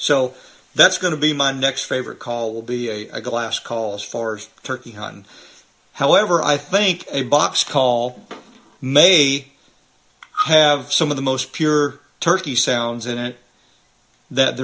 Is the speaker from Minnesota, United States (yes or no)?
no; Missouri, United States; I'm from Missouri